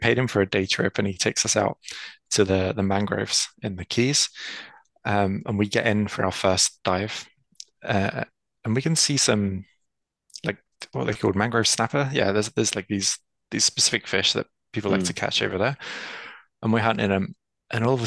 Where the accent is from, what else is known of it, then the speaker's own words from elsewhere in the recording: London, United Kingdom; also born or lived in North Cyprus; I'm originally from North Cyprus. That's where my background and family are from. But I've been born and raised in London